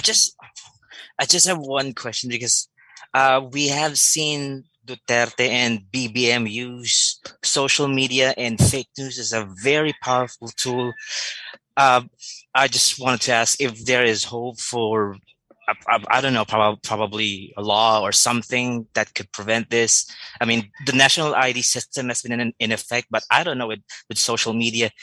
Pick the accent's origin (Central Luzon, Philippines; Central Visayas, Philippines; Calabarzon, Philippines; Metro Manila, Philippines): Calabarzon, Philippines; Batangas; Just turned 40 from Batangas